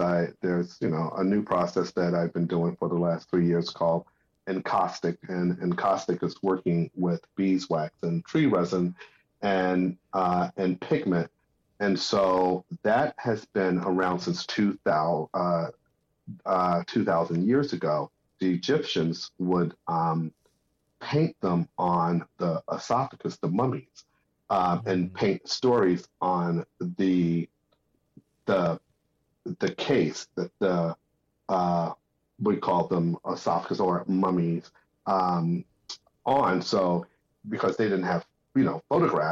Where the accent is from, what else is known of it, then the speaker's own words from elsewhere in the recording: Newark, New Jersey, United States; as a kid, I grew up in New Jersey, and I was born in Newark, New Jersey